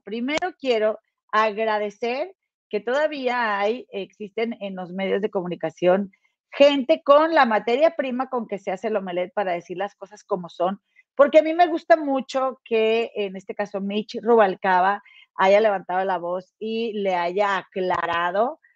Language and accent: Spanish; Mexico; de allá de Santiago, ahí cerquita de donde yo nací